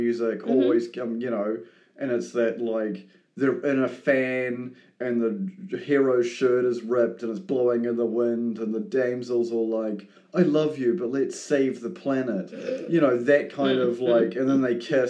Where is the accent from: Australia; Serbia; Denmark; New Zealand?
New Zealand; as a New Zealander